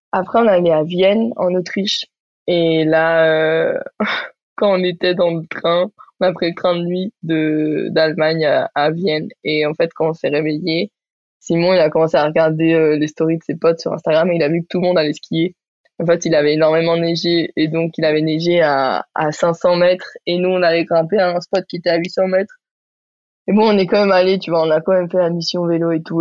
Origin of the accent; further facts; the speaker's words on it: Barcelona, Catalonia, Spain; now in Marseille, France; j'ai grandi à Barcelone, j'habite à Marseille